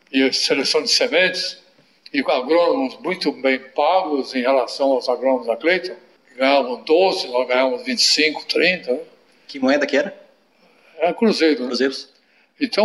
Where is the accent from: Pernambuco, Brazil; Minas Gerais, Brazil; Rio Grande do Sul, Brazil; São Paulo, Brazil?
São Paulo, Brazil; Piracicaba; also born or lived in Franca / Itararé / Sorocaba; Você é nasci em Franca. Franca. Mas não morei lá, morei em Sorocaba. Morei em Tararé três anos, depois Sorocaba quatro anos, com sete eu vim para Piracicaba.